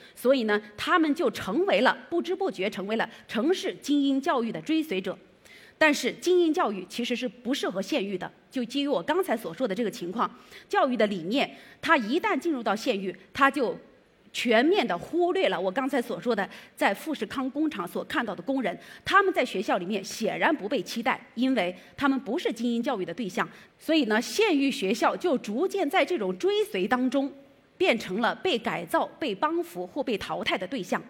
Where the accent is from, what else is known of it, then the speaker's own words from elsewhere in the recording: Changsha County, Hunan, China; moved away as an adult; now in Beijing, China; 我呢是那个来自湖南省长沙县第六中学，我的高中是在这儿读的